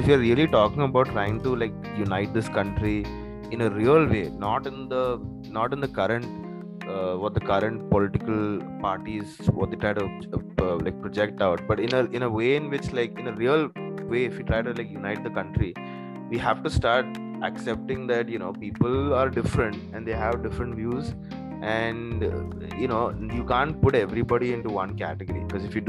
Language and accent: English; Kerala, India; first language English; I'm from Kerala